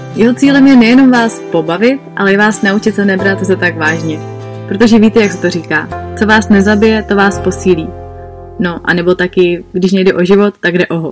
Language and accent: Czech; Prague, Czechia; já jsem prostě z Prahy, I moje škola byla vždycky v Praze